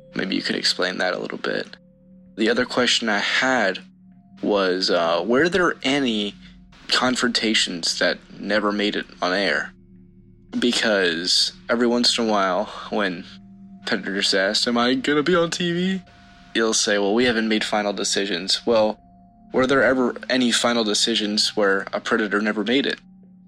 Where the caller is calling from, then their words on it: Virginia, United States; I'm from Virginia.